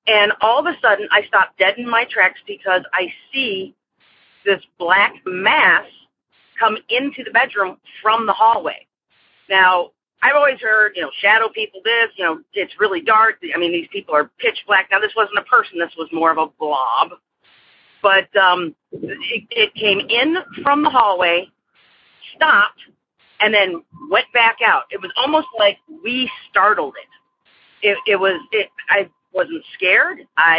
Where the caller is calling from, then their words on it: Aurora, Illinois, United States; I'm calling from Aurora, Illinois.